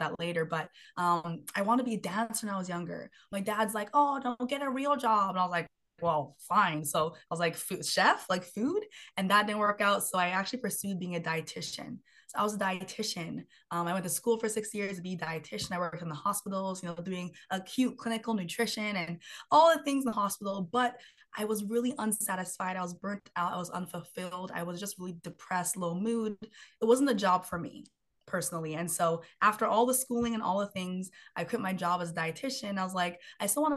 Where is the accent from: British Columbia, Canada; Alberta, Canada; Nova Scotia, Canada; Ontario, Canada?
British Columbia, Canada; Vancouver; I'm from Vancouver, BC, Canada